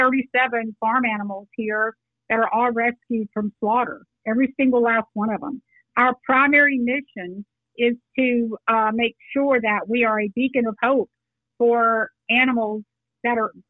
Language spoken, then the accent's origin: English; Texas, United States; I grew up in Texas